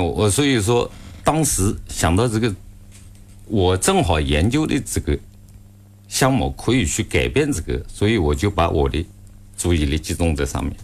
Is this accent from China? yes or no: yes; China; 我们中国在这个行业， 尤其在手动工具行业